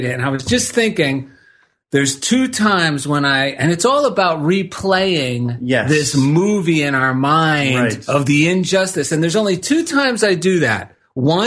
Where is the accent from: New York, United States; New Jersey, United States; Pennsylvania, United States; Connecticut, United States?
New Jersey, United States; now in Culver City, United States; growing up in New Jersey